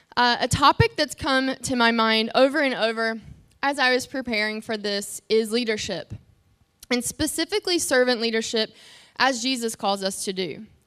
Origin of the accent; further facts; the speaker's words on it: North Carolina, United States; moved away; I'm from North Carolina